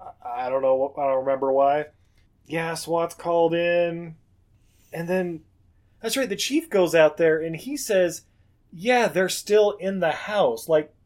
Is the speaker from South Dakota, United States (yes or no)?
no; Harlem, New York, United States; Like, I grew up in Harlem.